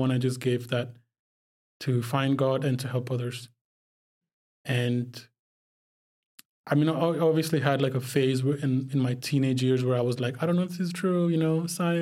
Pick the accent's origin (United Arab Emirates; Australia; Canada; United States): United Arab Emirates; Dubai; also born or lived in Pakistan; I'm from Pakistan, but I grew up in the Middle East in Dubai